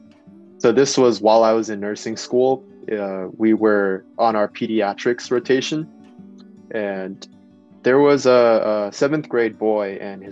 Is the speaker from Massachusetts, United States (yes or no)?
no; Bay Area, California, United States; growing up in the Bay Area